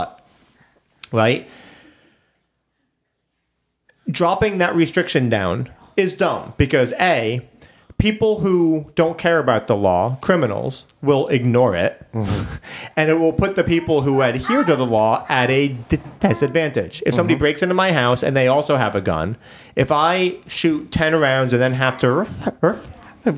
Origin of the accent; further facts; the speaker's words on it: United States; as an American, as Americans